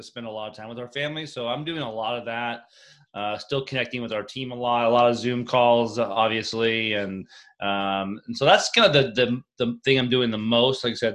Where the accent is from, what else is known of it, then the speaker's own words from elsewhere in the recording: Walnut Creek, California, United States; moved away as an adult; also born or lived in Oregon / Missouri / South Carolina / Maryland; growing up in the Bay Area